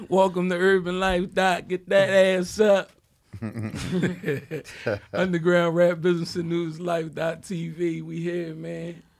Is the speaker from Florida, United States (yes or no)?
no; Philadelphia, Pennsylvania, United States; I'm actually from that block.